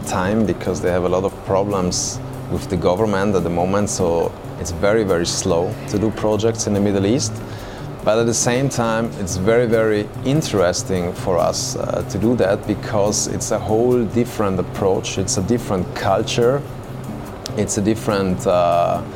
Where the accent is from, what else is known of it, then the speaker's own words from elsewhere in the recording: South Tyrol, Trentino-Alto Adige, Italy; the place where I come from Alto Adige